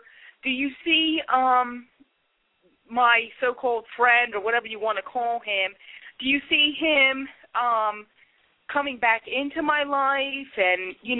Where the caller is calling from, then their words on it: Ocean City, New Jersey, United States; I'm calling you from Ocean City, New Jersey.